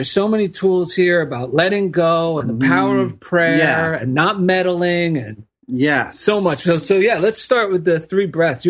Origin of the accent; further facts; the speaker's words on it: New Jersey, United States; now in Culver City, United States; I'm from New Jersey.